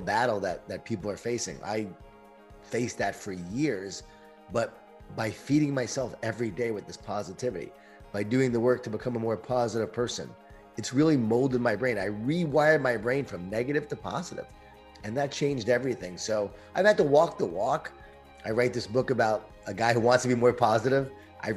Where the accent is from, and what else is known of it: Long Island, New York, United States; born or raised there